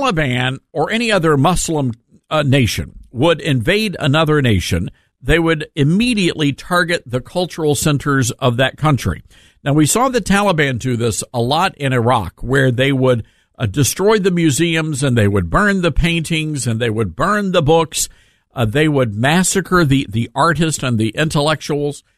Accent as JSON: {"language": "English", "town": "Memphis", "region": "Tennessee", "country": "United States", "tie": "born or raised there", "said": "Memphis, Tennessee, my hometown"}